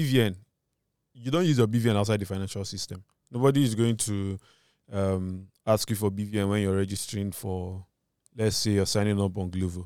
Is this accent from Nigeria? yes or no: yes; Nigeria; my identity as a Nigerian